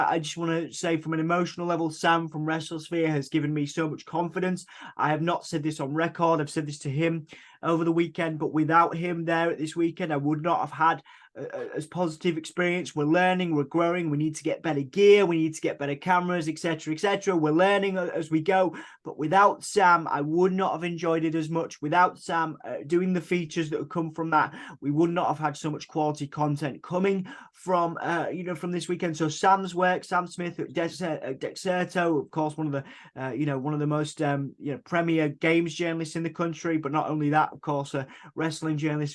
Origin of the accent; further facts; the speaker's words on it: Hull, Yorkshire and the Humber, United Kingdom; we are from Hull, East Yorkshire